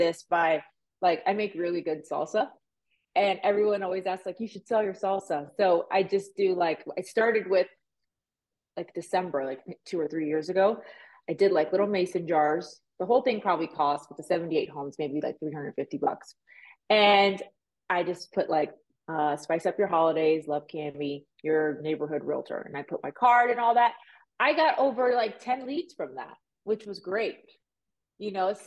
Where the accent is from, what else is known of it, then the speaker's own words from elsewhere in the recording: Miami, Florida, United States; also born or lived in Puerto Rico; now in Las Vegas, United States; I was born in Puerto Rico. I was raised in Miami. I moved to Vegas